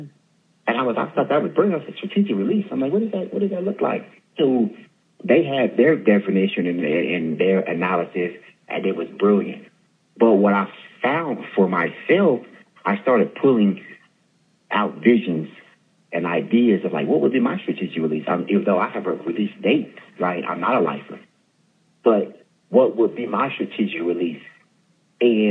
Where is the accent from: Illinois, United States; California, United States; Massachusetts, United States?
California, United States; Stockton; born and raised in Stockton, California